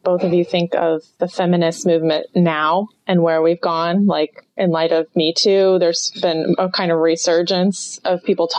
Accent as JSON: {"language": "English", "region": "Oklahoma", "country": "United States", "said": "I'm from Oklahoma"}